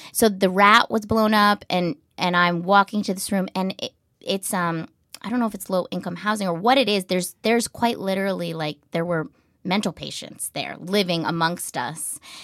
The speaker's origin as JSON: {"language": "English", "region": "New Hampshire", "country": "United States", "tie": "born or raised there", "moved": "yes", "said": "I grew up in a really small town in New Hampshire"}